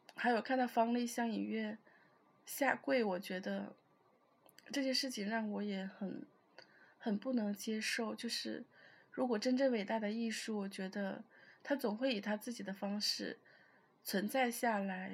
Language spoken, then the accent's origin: Chinese; China; 我们中国人，就是我们这种文化